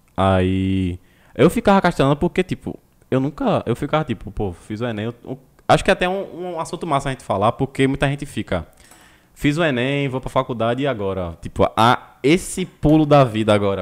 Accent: Olinda, Pernambuco, Brazil; Somos de Olinda aqui

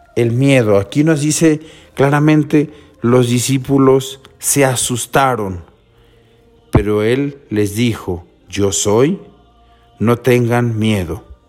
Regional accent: Mexico; nosotros como mexicanos

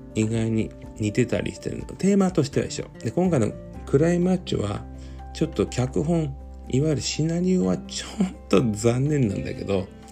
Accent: Fukuoka, Japan; 自分の実家のメル浜

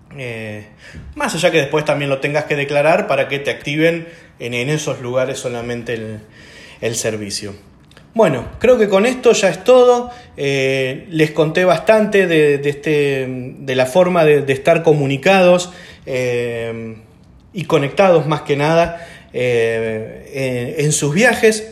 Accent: Argentina; como el nuestro, por ejemplo, como Argentina

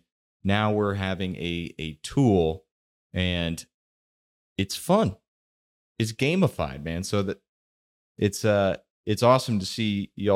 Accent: Texas, United States; in school in growing up in Texas

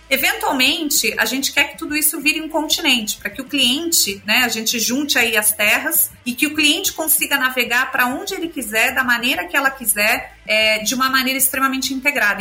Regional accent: São Paulo, Brazil; moved away as an adult; also born or lived in Argentina / United States; sou aqui de São Paulo, é, mas morei muito tempo fora do país. Eu, quando era pequena morei na Argentina, depois fiz faculdade aqui em São Paulo

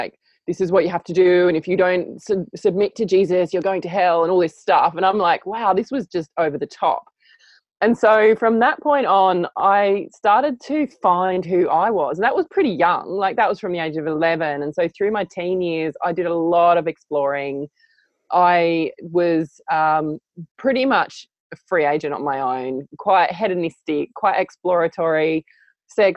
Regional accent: Adelaide, South Australia, Australia; I grew up in Adelaide in Australia in a very normal house with very normal parents

